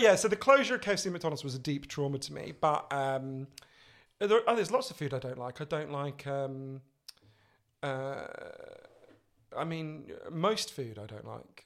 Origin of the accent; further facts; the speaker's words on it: England, United Kingdom; an Englishman in New York.